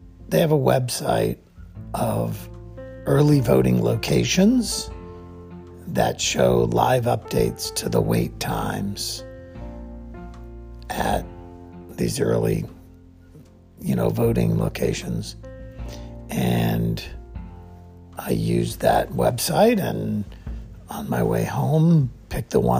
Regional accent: Plains, Georgia, United States; I grew up in Plains, Georgia, the home of Jimmy Carter

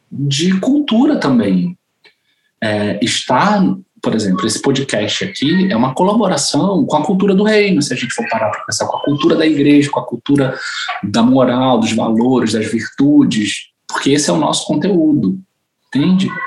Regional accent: Bolivia; porque eu sou boliviana

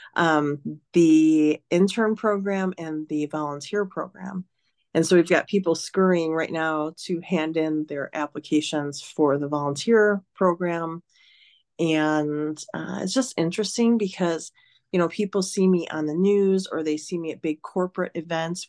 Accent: Detroit, Michigan, United States; moved away as an adult; now in Reno, United States; I'm from Detroit

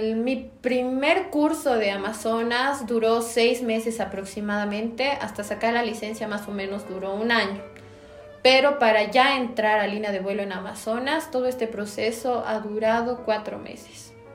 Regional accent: La Paz, Bolivia; soy de La Paz, Bolivia

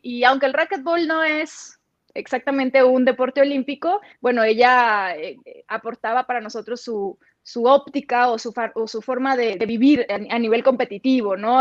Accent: Los Mochis, Sinaloa, Mexico; accent: norteño; moved away as an adult; now in Mexico City, Mexico; soy de los Mochis, Sinaloa

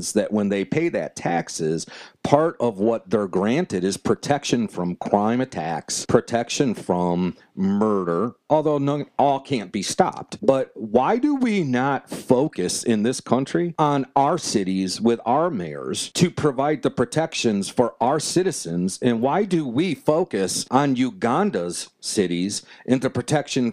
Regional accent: United States; I'm an American, and that is how I define myself

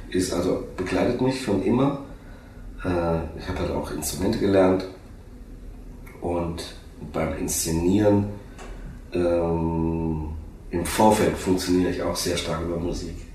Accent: Oberursel, Hesse, Germany; Und ich bin ich komme ja hier aus der Gegend, witzigerweise. Ich komme aus Oberursel. Es ist äh, 20 Kilometer von hier entfernt. Fünf, ja, ein bisschen mehr, 30. So eine Schlafstadt von Frankfurt.

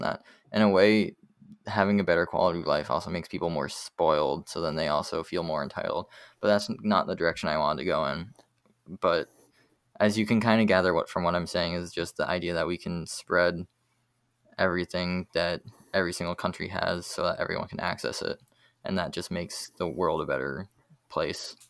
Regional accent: United States; as an American bias

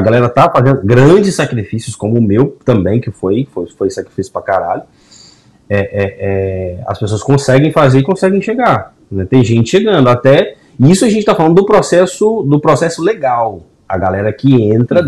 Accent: Governador Valadares, Minas Gerais, Brazil; now in United States; na minha quebrada, na minha região, no meu, a galera de governador Valadares aí para baixo

